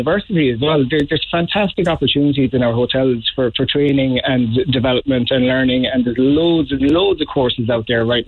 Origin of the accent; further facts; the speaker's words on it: Dunquin, Munster, Ireland; I'm from West Kerry, so it was back in Dunquin.